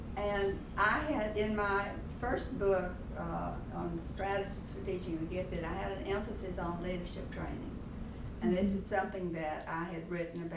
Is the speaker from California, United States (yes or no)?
no; Lake Charles, Louisiana, United States; My third book, by the way, was called Growing Up in Lake Charles